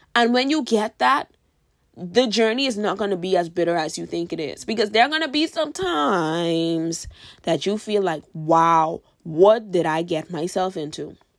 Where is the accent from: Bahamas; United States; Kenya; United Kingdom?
Bahamas; I'm from the Bahamas, by the way, and in my country